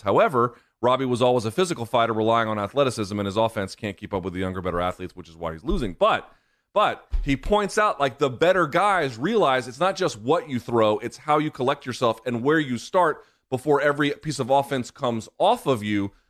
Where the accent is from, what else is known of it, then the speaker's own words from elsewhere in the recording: South Georgia, United States; I grew up in South Georgia